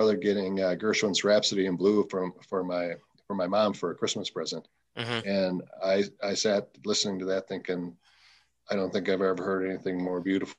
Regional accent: St. Paul, Minnesota, United States; Born and raised in St. Paul.

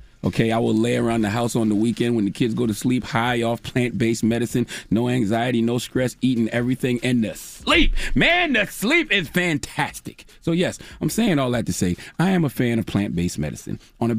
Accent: Moncks Corner, South Carolina, United States; when I was a young lad growing up in Monk's Corner, South Carolina, dropping the clues bombs from Monk's Corner, South Carolina, I used to smoke a lot of weed.

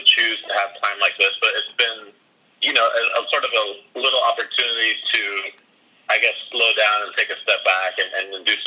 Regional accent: San Diego, California, United States; I grew up in San Diego, California

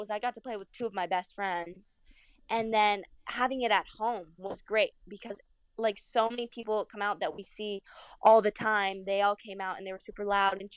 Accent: United States; I'm American

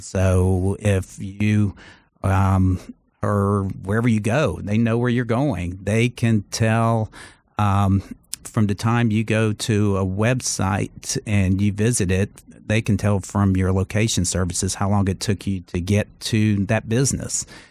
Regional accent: Charleston, South Carolina, United States; moved away as an adult; also born or lived in Los Angeles; I grew up in Charleston.

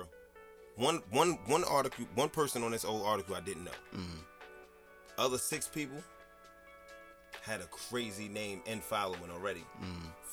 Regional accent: Jersey City, New Jersey, United States; I'm from Jersey City.

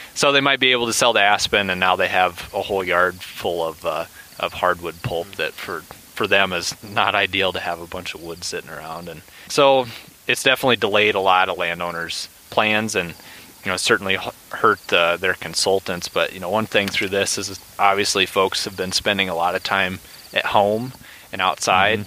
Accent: Iowa, United States; moved away; I am from Iowa and have a lot of friends and family that are

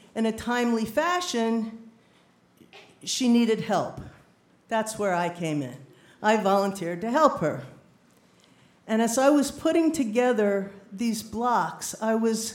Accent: New Rochelle, New York, United States; New Rochelle. I said, me too.

